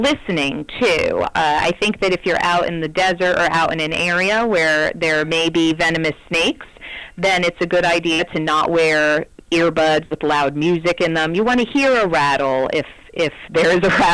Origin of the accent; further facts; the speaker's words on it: the East, United States; moved away as an adult; now in Arizona, United States; I grew up in the East, in a place where we did not have any snakes.